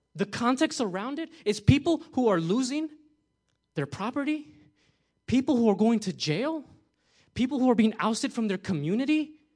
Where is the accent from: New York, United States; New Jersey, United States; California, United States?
New Jersey, United States; moved away; I'm from New Jersey. We love pizza over there